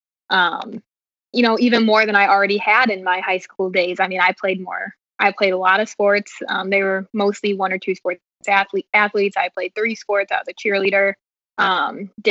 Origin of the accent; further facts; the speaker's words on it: near Oglesby, Illinois, United States; moved away as an adult; Oglesby is like 20 minutes from my hometown, and that's actually where my mom was born and raised